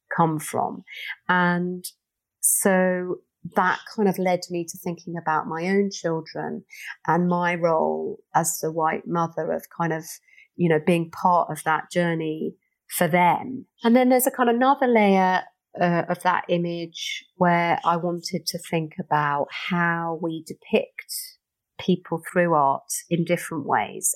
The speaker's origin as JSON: {"language": "English", "region": "London", "country": "United Kingdom", "tie": "born or raised there", "said": "I grew up in Stockwell"}